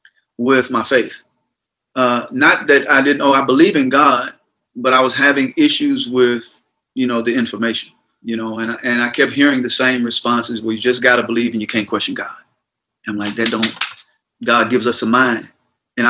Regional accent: the South, United States; growing up in the South, you're conditioned.

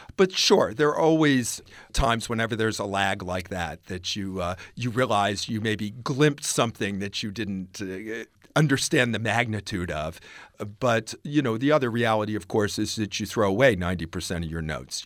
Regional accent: Virginia, United States; also born or lived in the South; I was growing up near the Civil War battlefields in Virginia

